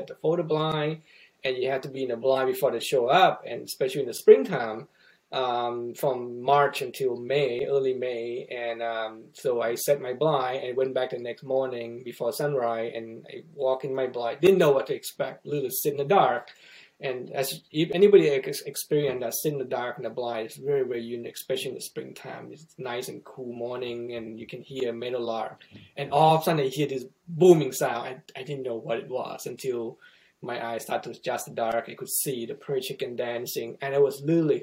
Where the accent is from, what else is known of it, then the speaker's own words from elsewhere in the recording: Thailand; moved away as an adult; now in Missouri, United States; where I grew up in Thailand